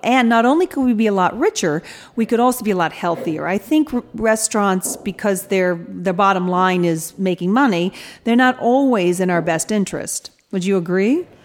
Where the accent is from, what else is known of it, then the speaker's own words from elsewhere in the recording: Atlanta, Georgia, United States; moved away as an adult; also born or lived in England; now in California, United States; I actually moved from Atlanta to England